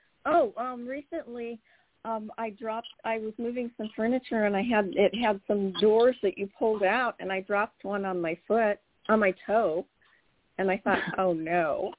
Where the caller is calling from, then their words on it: California, United States; I'm calling from the Central Coast.